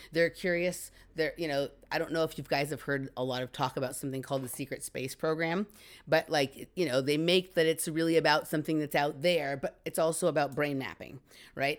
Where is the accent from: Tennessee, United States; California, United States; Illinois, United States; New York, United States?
California, United States; Los Angeles; I grew up in Chatsworth, which is right here in Los Angeles